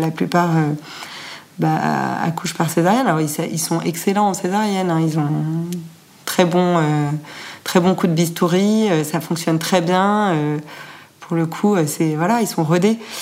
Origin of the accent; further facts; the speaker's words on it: Annecy, Auvergne-Rhône-Alpes, France; also born or lived in Paris / Bucharest / Rio de Janeiro / Mexico City; now in London, United Kingdom; je, suis originaire d'Annecy, j'ai grandi à Annecy